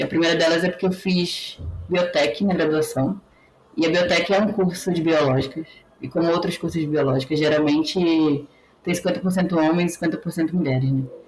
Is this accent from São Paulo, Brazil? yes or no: no; Belém, Pará, Brazil; moved away; also born or lived in São Carlos; eu sou do Pará, sou paraense, sou de Belém